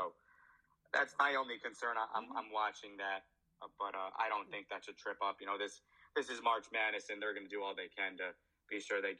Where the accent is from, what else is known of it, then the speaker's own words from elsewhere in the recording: Albany, New York, United States; my hometown of Albany